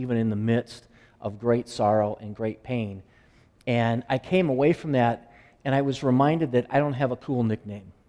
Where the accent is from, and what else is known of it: Iowa, United States; born or raised there; moved away